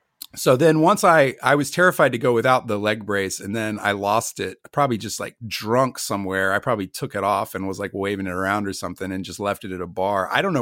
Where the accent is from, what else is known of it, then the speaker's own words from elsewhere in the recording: United States; I'm American.